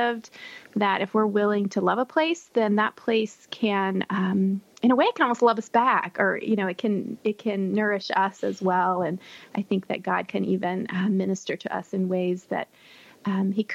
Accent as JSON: {"language": "English", "region": "Texas", "country": "United States", "tie": "born or raised there", "said": "I grew up in Texas where we didn't really have seasons."}